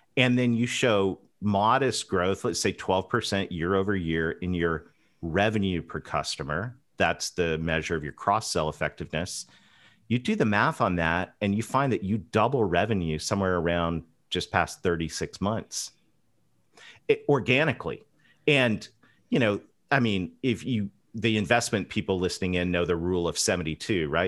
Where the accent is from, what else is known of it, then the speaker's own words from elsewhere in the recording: London, Ontario, Canada; I grew up between a, a dairy farm and a pig farm, uh, just about ten miles outside of London, Ontario